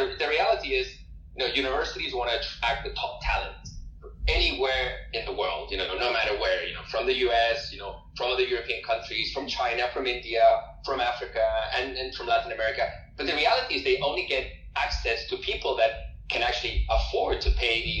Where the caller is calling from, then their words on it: Madrid, Community of Madrid, Spain; So I'm currently talking to you from Madrid in Spain.